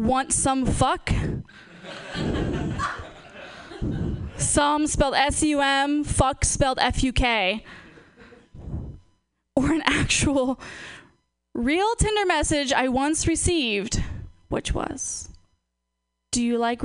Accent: Portland, Oregon, United States; moved away; I'm from Portland

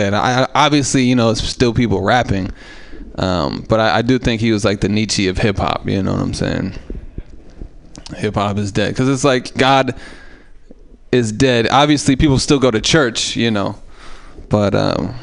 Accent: Oakland, California, United States; It was hard growing up in East Oakland as a white guy

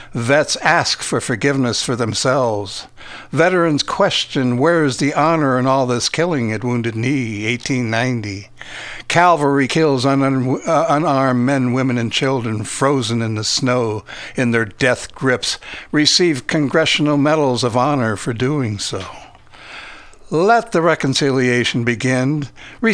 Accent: Ohio, United States; I'm from Ohio, but there's so many towns in that state, little towns.

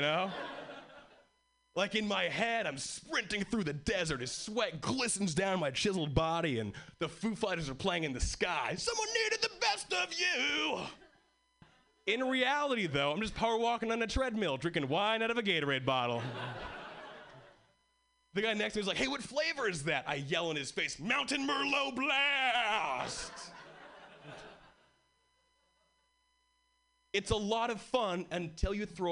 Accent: Hawaii, United States; born or raised there; moved away as an adult; now in Boston, United States

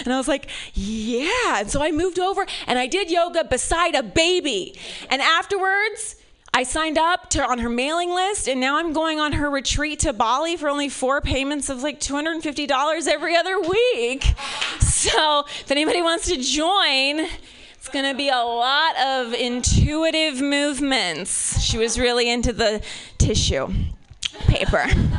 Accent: Ohio, United States; I'm from Ohio. You have to forgive me, okay? I'm from Ohio.

